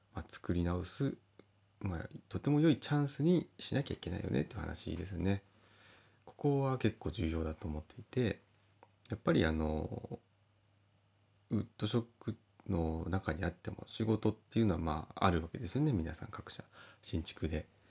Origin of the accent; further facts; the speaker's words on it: Kita-Uonuma area, Niigata, Japan; 私はあの北魚沼地方で、えー、同じ魚沼の方でも、まあ、若干地方が違うんですけども